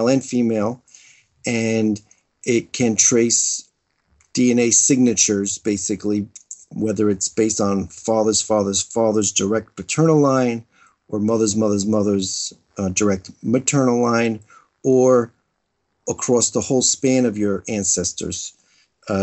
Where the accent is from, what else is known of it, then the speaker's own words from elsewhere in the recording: United States; growing up in America